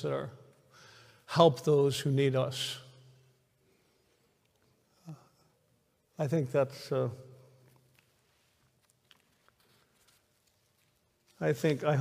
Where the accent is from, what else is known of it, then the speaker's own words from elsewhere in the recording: Washington, United States; now in Elizabethtown, United States; Washington State, which is my home state